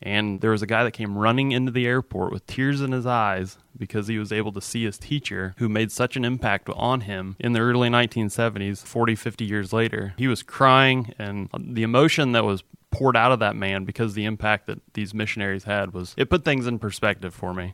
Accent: Altamont, Illinois, United States; moved away as an adult; now in Bartholomew County, Indiana, United States; So I grew up in Altamont, Illinois.

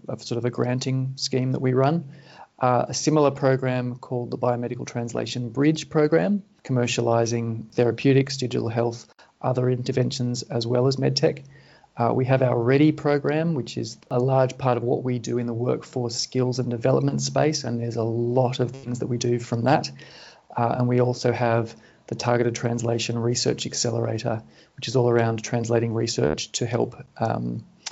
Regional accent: Sydney, New South Wales, Australia; I was born in Sydney and I've lived here for most of my life. In fact, up until recently, I was living in the postcode that I lived in for the first 23 years of my life.

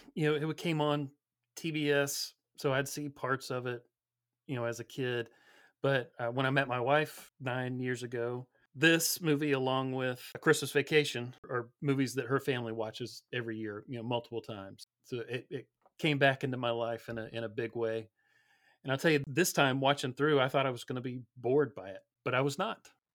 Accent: Georgia, United States; I grew up down here in Georgia

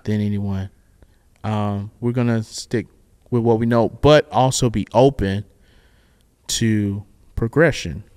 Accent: the South, United States; I'm black and I'm from the South

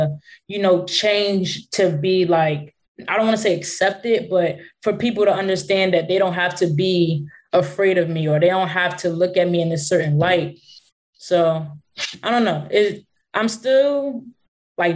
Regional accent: Philadelphia, Pennsylvania, United States; I'm from Philly. So that's like I grew up in the hood

